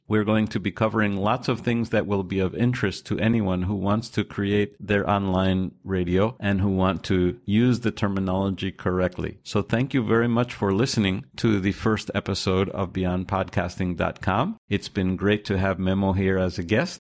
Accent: United States; I'm from the United States

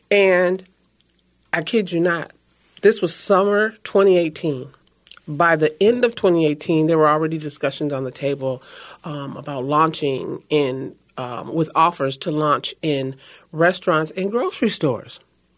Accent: Minneapolis, Minnesota, United States; also born or lived in St. Paul, Minnesota; I am first generation born in St. Paul, Minnesota. I was raised in North Minneapolis. I'm still a homeowner in North Minneapolis.

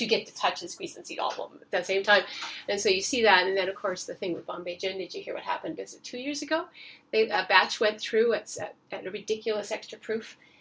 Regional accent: Nova Scotia, Canada; I grew up in Nova Scotia

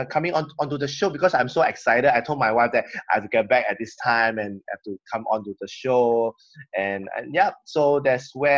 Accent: Singapore; I'm from Singapore. That's why most of us in Singapore, we speak really fast

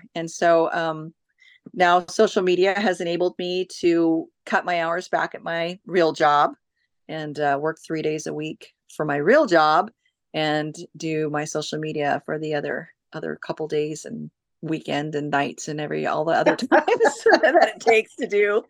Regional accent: Oak Harbor, Washington, United States; But mostly I have been in Washington, and I was raised in Oak Harbor, Washington, on Whidbey Island. That's where I graduated high school.

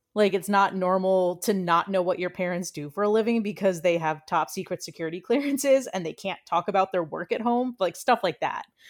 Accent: D.C., Northern Virginia, United States; moved away; also born or lived in Washington, D.C.; was born and raised right outside of the city in, in Northern Virginia

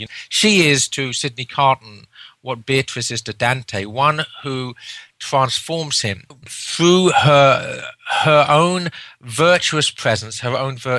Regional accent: England, United Kingdom; as an Englishman

